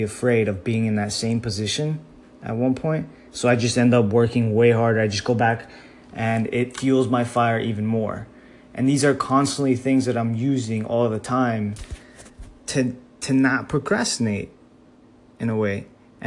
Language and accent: English; Miami, Florida, United States; growing up in Miami